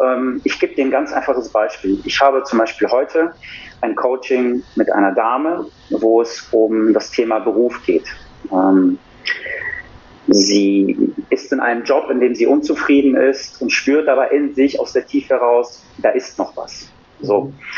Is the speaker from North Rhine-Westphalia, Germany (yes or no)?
yes; Cologne, North Rhine-Westphalia, Germany; Ich bin 40, komme aus Köln